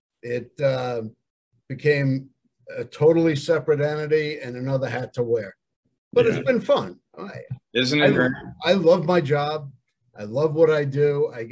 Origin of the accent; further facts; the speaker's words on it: Long Island, New York, United States; growing up on Long Island